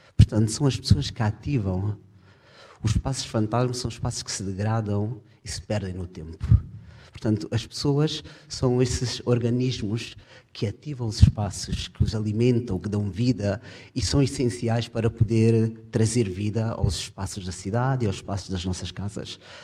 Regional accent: Portugal; moved away as an adult; Eu sou português, ah, até já desde 2005 vivo fora de Portugal

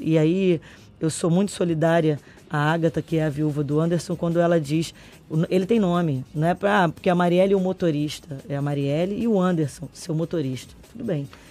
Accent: Brazil; enquanto brasileiro

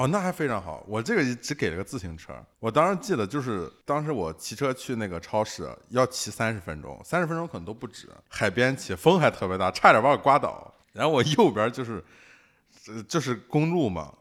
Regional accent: Shandong, China; now in Shanghai, China; 我是山东来的一个艺术家

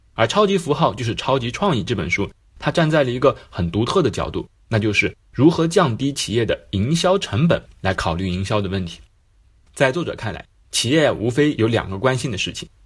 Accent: China; 比如对我们中国人而言

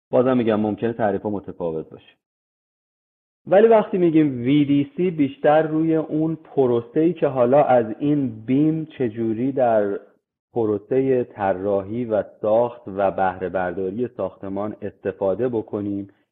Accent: Iran; moved away; من خیلی تو ایران بزرگ شدم فارسیم خیلی خوبه

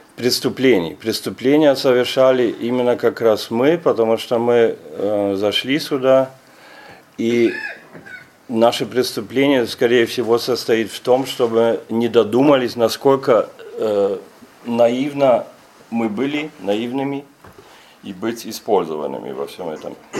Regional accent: Germany; Russian is a second language

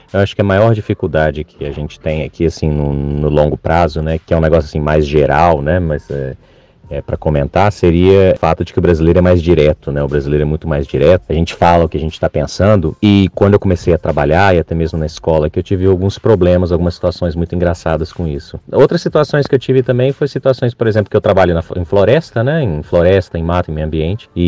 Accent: Brazil; also born or lived in Germany; now in Canada

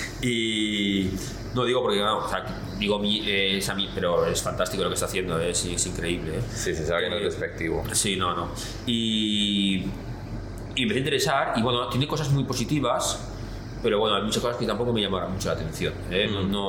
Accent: Basque Country, Spain; la cultura es lo que pasa que también yo soy, vasco, entonces claro, entre vascos y japoneses, ¿sabes?

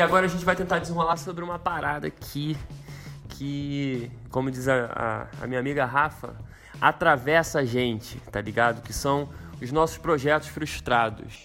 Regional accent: Rio de Janeiro, Brazil; Quando eu era menorzão, lá no Morro da Fé, onde eu cresci

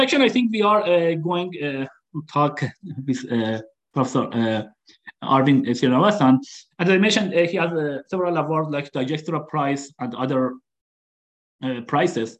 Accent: Qazvin, Qazvin Province, Iran; moved away as an adult; now in United States; I was born in Qazvin.

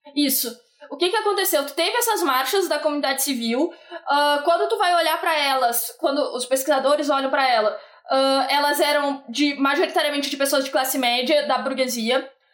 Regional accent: Bagé, Rio Grande do Sul, Brazil; eu e o Felipe somos de Bagé

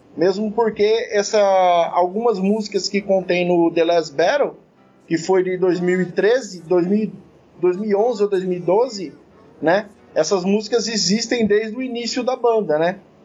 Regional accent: Sorocaba, São Paulo, Brazil; eu que sou de Sorocaba

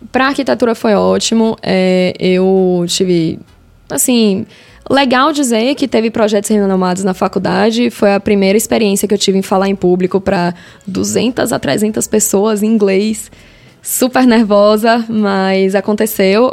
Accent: Salvador, Bahia, Brazil; Eu sou de Salvador

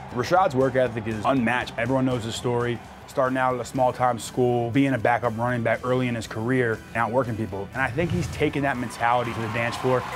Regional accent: Forest, Virginia, United States; I was born in Forest, Virginia. It's a small town where everybody's parents knows everybody's kids

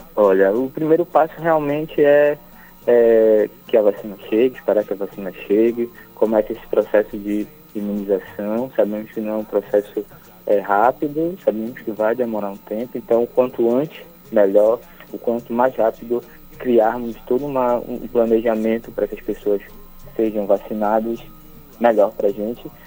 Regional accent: Ananindeua, Pará, Brazil; o Grupo Estrela do Norte é um grupo aqui de Ananindeua, somos de Ananindeua

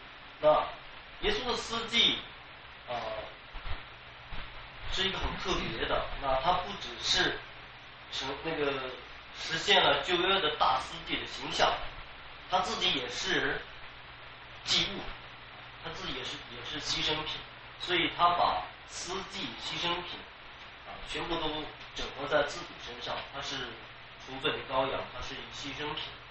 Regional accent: China; 我们我们中国人也讲叫替罪羊，

